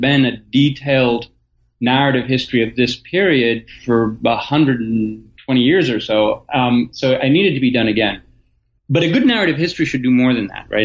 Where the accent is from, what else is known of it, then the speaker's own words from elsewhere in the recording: Athens, Attica, Greece; moved away as an adult; also born or lived in Michigan, United States; now in Ohio, United States; born in Athens, Greece, uh, in 1971 during the dictatorship. Um, my mother is American, my father is Greek, so I grew up bilingual in Athens